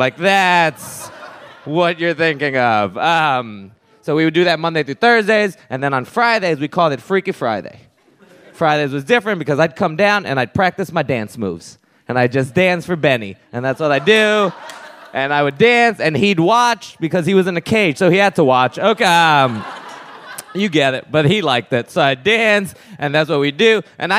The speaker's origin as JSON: {"language": "English", "country": "Puerto Rico", "tie": "born or raised there", "said": "growing up in Puerto Rico"}